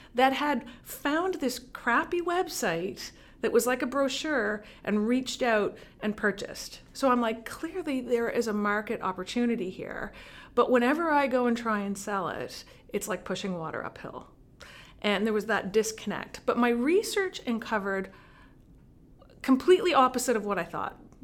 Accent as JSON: {"language": "English", "town": "Montreal", "region": "Quebec", "country": "Canada", "tie": "born or raised there", "also_born_or_lived": "Vancouver", "moved": "as an adult", "lives_now": "Cape Breton, Canada", "said": "I'm, I'm born in Montreal, and I worked in Montreal"}